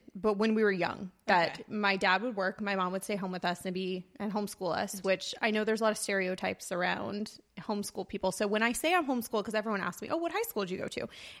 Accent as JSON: {"language": "English", "town": "Banning", "region": "California", "country": "United States", "tie": "born there", "also_born_or_lived": "Orange County, California", "said": "Yeah, I was born, I don't like to say born and raised in Orange County because I was actually born right outside of Palm Springs in this really great town called Banning, California. So I was born there and then we moved several times."}